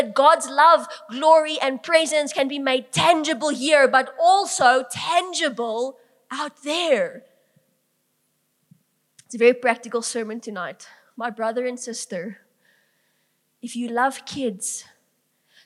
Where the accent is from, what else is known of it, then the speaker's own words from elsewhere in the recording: Bloemfontein, Free State, South Africa; I grew up in Langenhoven Park.